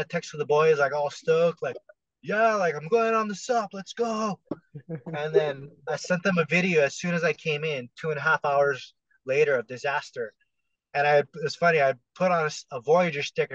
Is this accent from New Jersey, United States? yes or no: no; Hawaii, United States; I'm from Hawaii.